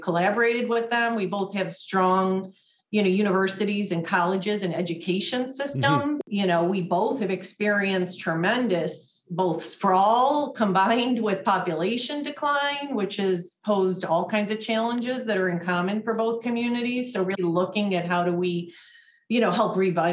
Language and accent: English; Rochester, New York, United States; moved away as an adult; also born or lived in Fredonia, New York; now in Buffalo, United States; I'm not from Buffalo. I grew up in the Rochester area, and I came here to go to graduate school at UB